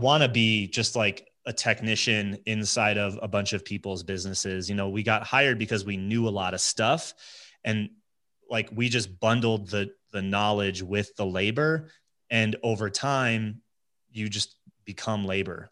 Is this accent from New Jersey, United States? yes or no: yes; New Jersey, United States; moved away as an adult; also born or lived in Connecticut / upstate New York; now in Colorado, United States; born and raised New Jersey